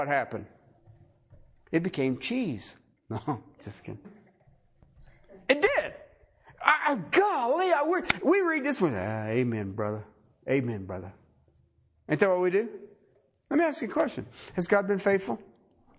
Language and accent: English; Ohio, United States; I grew up in Ohio